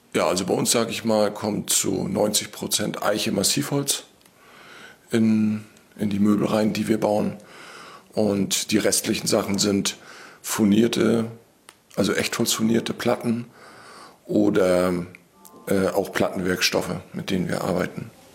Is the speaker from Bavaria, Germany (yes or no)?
no; Wismar, Mecklenburg-Vorpommern, Germany; Wir kommen beide aus Wismar